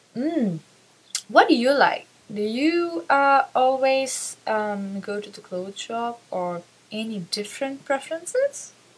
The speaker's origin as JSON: {"language": "English", "country": "Sri Lanka", "said": "I'm from Sri Lanka"}